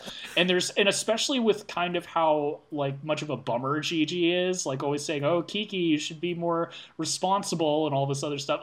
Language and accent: English; near San Francisco, California, United States; my hometown's near San Francisco